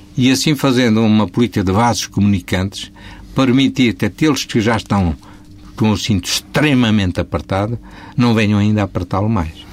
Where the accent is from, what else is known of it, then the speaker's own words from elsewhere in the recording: Portugal; enquanto português que sou